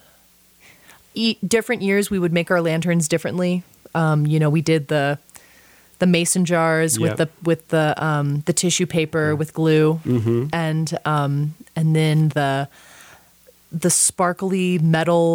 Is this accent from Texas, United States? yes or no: yes; Austin, Texas, United States; born or raised there